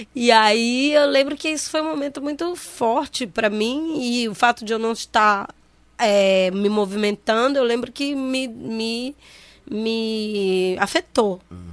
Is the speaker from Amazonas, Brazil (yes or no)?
yes; Manaus, Amazonas, Brazil; eu sou de Manaus, nascida no centro da cidade, é, cresci na rua Monsenhor Coutinho